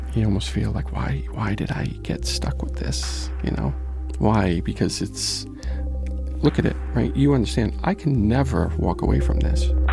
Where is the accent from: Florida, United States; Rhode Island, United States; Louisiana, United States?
Rhode Island, United States; Providence; I'm from Providence